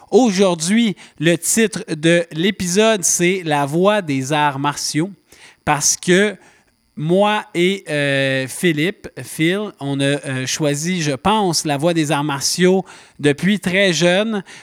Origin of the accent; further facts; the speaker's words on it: Laval, Quebec, Canada; je suis un petit gars de Laval.